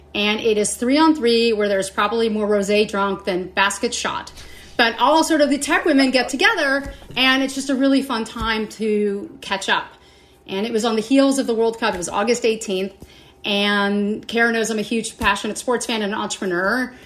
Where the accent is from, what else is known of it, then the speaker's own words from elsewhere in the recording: Los Angeles, California, United States; also born or lived in St. Louis; born and raised in Los Angeles